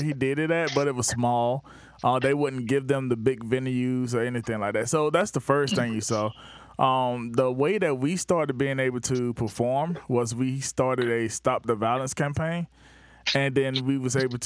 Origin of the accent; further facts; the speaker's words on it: Batesburg-Leesville, South Carolina, United States; now in Charleston, United States; I say, Batesburg, Leesville